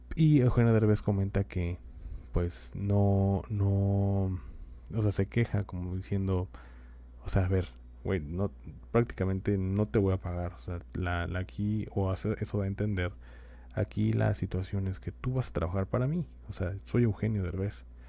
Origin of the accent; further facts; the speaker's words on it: Mexico; los derechos que tenemos como mexicanos